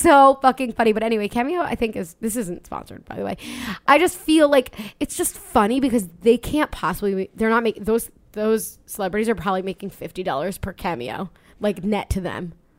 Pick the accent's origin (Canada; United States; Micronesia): United States; Long Island, New York; I'm from Long Island, we're from Long Island